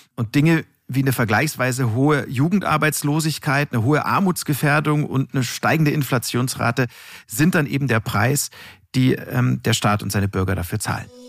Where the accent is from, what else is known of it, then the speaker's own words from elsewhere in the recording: Munich, Bavaria, Germany; als Münchner Kindel äh, bin ich mit diversen Überschlagschiffschaukeln auf dem Oktoberfest ja sozusagen groß geworden.